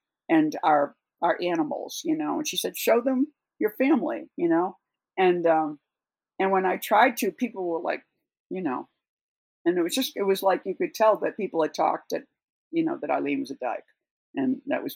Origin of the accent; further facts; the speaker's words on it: Boston, Massachusetts, United States; also born or lived in Marfa; now in New York, United States; I grew up around Boston